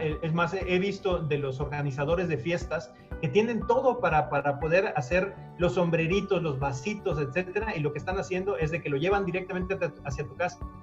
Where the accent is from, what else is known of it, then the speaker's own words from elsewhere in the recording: Mexico; somos mexicanos